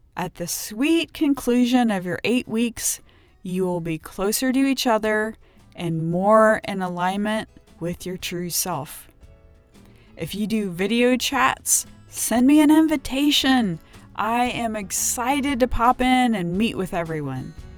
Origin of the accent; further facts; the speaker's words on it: Ohio, United States; I grew up in Ohio